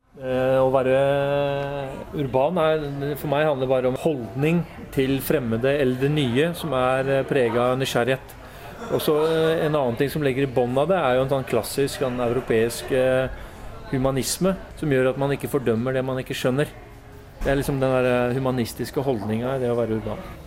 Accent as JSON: {"language": "Norwegian", "region": "Oslo", "country": "Norway", "tie": "born or raised there", "said": "Jeg er født og oppvokst i Oslo"}